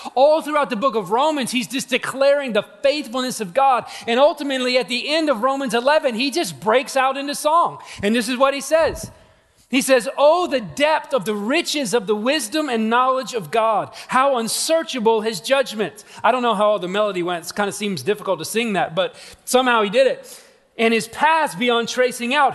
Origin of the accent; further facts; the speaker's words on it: Atlanta, Georgia, United States; I'm from Atlanta, Georgia